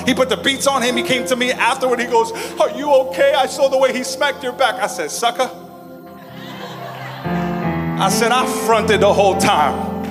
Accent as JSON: {"language": "English", "town": "New York City", "region": "New York", "country": "United States", "tie": "born or raised there", "said": "growing up in Flatbush, Brooklyn, my family and I, we at one time had to run for our lives."}